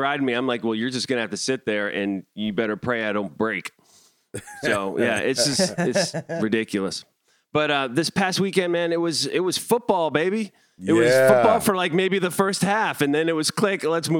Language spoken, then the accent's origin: English; Northeast, United States; I'm from the Northeast.